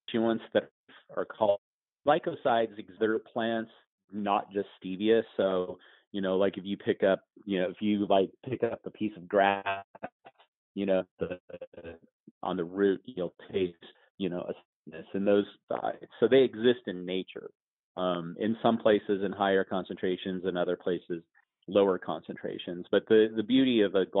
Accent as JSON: {"language": "English", "region": "Colorado", "country": "United States", "tie": "born or raised there", "also_born_or_lived": "Arizona", "moved": "yes", "said": "I grew up in Colorado on a ranch, and ultimately ended up moving to Arizona"}